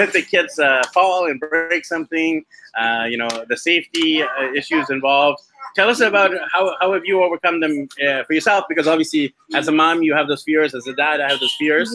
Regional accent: Vancouver, British Columbia, Canada; my hometown of Vancouver, BC, Canada

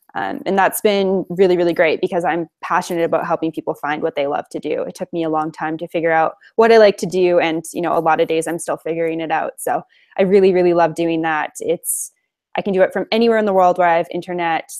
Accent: Alberta, Canada; I am Canadian. I'm from Alberta, Canada originally, and I just happen to be here right now

